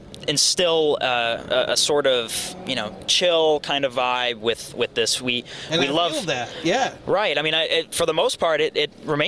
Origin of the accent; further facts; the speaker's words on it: Belchertown, Massachusetts, United States; I'm from Western Mass. I'm from Belchertown, Massachusetts.